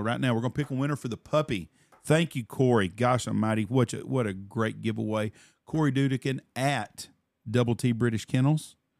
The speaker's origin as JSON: {"language": "English", "region": "Texas", "country": "United States", "said": "I'm from Texas."}